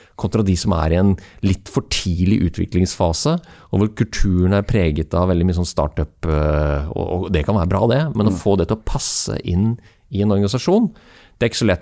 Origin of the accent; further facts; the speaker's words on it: Norway; som nordmann